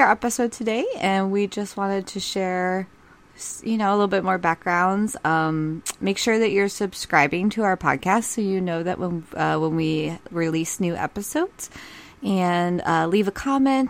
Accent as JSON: {"language": "English", "region": "Ohio", "country": "United States", "tie": "born or raised there", "moved": "yes", "said": "I grew up in Ohio"}